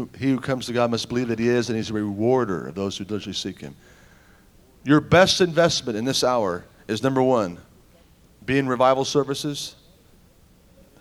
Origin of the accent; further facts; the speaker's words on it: Tulsa, Oklahoma, United States; I'm from Tulsa